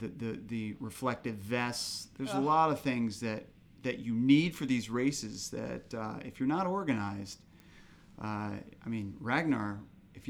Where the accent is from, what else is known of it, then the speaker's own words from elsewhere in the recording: Arlington, Virginia, United States; We're born and raised in Arlington County and now also live in Arlington County